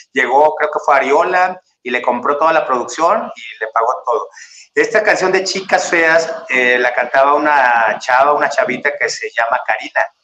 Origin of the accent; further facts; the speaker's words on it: Ciudad Victoria, Tamaulipas, Mexico; moved away as an adult; now in Mexico City, Mexico; como soy de Ciudad Victoria